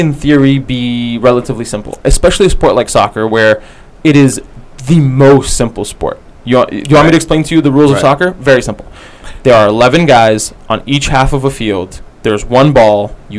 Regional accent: United States; even as an American sports fan

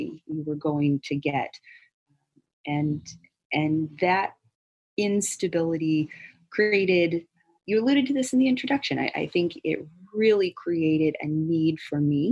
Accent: Missouri, United States; also born or lived in Louisiana; I was born in Louisiana, but we moved to Missouri where his family was

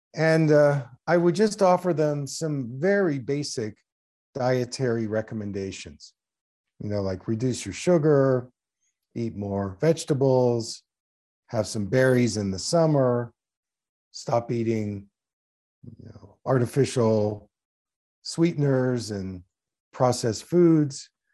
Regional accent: Philadelphia, Pennsylvania, United States; my first practice was in the Philadelphia area. That's where I grew up in Pennsylvania

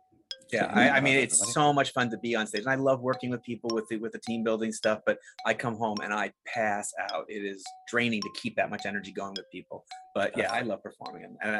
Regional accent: Long Island, New York, United States; Long Island.

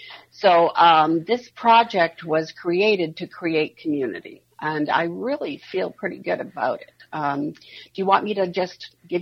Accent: East Coast, United States; I mean, I'm from the East Coast originally, and so a lot of my friends have watched gentrification of their neighborhoods in New York and Boston.

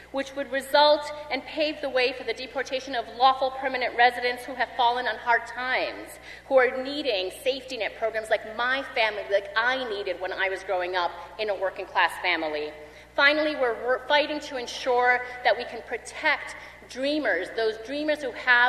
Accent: Colombia; now in United States; I'm an immigrant from Colombia

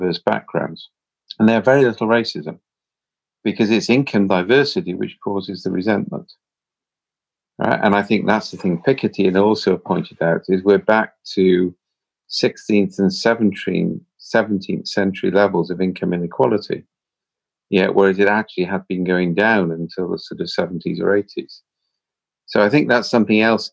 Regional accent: Wales, United Kingdom; I'm Welsh.

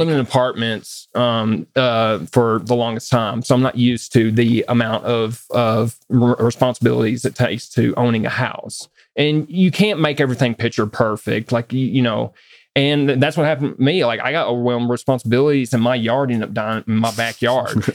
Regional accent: the South, United States; now in Westminster, United States; I grew up in the South

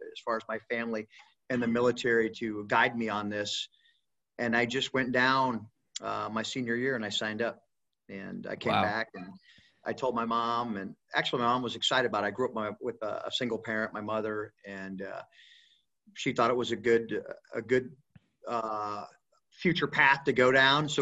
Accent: Elkhart, Indiana, United States; also born or lived in Niles, Michigan; I'm a Midwest boy, so I grew up in like Elkhart, Indiana. I was born in Niles, Michigan

